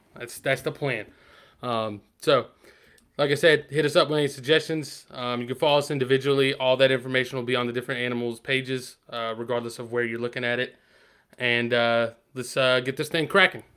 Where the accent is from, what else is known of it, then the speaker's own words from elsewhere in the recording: Asheboro, North Carolina, United States; we're both from Asheville, North Carolina